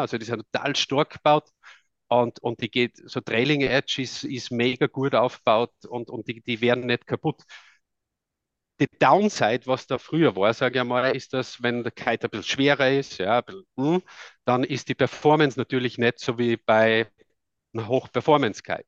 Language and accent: German; Tamsweg, Salzburg, Austria; accent: Austrian; now in Netherlands; ich komme ursprünglich aus Österreich, aus dem Lungau, aus Tamsweg